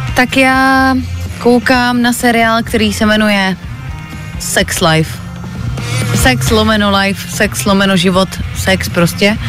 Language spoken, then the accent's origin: Czech; Moravian-Silesian Region, Czechia; u nás v Moravskoslezském kraji